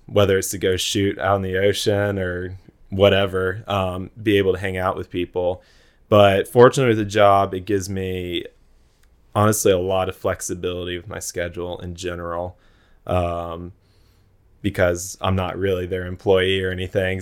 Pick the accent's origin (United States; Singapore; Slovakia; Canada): United States; Jacksonville, Florida; I'm from Jacksonville, so I grew up going to the beach